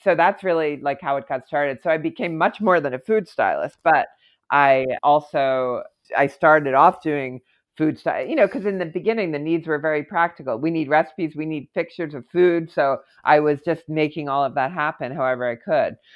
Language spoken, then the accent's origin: English; Philadelphia, Pennsylvania, United States; moved away as an adult; also born or lived in Aspen, Colorado / New York City; I actually moved not from Philadelphia where I grew up, but from Aspen, Colorado, where I lived for a couple of years to New York